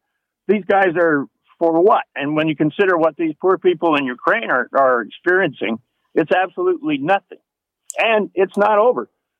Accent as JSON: {"language": "English", "country": "Canada", "also_born_or_lived": "Grimsby, Ontario", "said": "I'm 77 years old, and for the first time in my life, I'm absolutely ashamed of being a Canadian"}